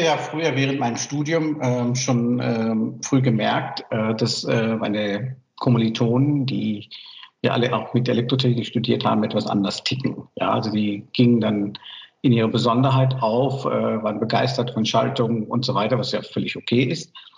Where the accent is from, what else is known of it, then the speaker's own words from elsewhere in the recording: Myanmar; German is a second language; now in Germany; ich komme aus Burma